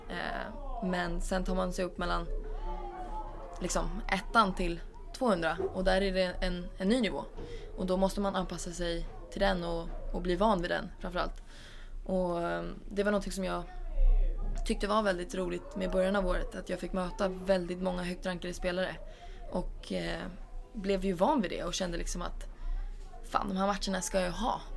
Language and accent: Swedish; Sweden; also born or lived in Spain; Som svensk